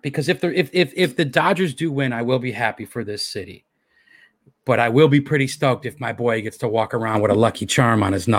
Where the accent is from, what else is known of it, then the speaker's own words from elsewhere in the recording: Los Angeles, California, United States; this is my hometown